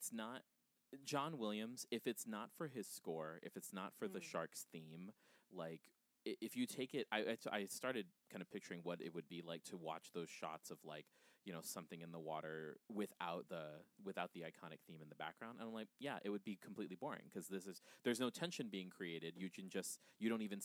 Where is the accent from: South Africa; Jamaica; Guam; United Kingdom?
Guam; moved away; I'm from Guam. I'm from an island